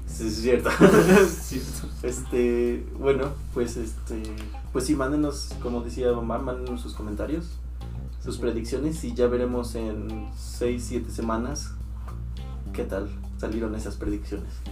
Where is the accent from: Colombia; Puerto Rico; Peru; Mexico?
Mexico; porque somos mexicanos